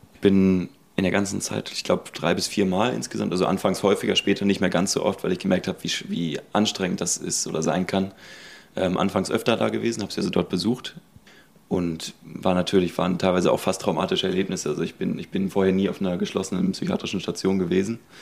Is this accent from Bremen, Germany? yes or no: no; Herdecke, North Rhine-Westphalia, Germany; moved away as an adult; now in Hamburg, Germany; Ich bin also gebürtig in Herdecke, das ist quasi mitten in Nordrhein-Westfalen, so Richtung Hagener Ecke, so ein bisschen, ein bisschen südlich. Bin da auch aufgewachsen in der Ecke